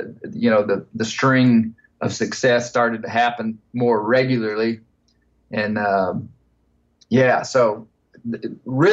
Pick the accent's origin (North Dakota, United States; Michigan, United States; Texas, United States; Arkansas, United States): Arkansas, United States; Ouachita Mountains; I grew up in the Ouachita Mountains in an area of big national forest